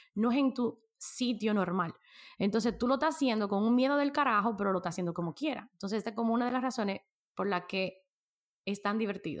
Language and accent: Spanish; Dominican Republic; nosotros que somos dominicanos